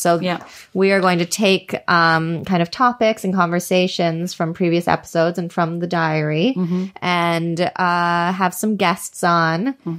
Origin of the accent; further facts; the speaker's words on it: United States; moved away; When I moved out of the States